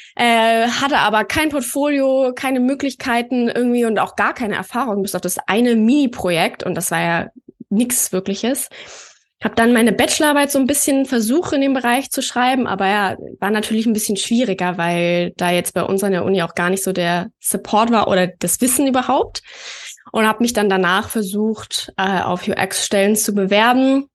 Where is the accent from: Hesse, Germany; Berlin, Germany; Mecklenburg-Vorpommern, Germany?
Berlin, Germany; Ich komme ja aus Berlin